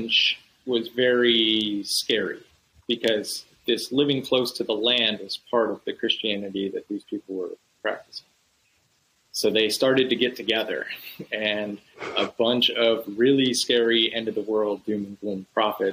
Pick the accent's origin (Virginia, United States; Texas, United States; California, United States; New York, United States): New York, United States; Finger Lakes region of central; I'm from the Finger Lakes region of central New York, which is west-ish. It's the meat of the middle of New York State. And I recently learned, having grown up there